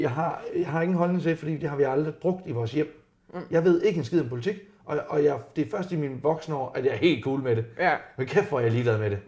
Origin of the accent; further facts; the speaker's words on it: Randers, Central Denmark Region, Denmark; Jeg voksede op i Randers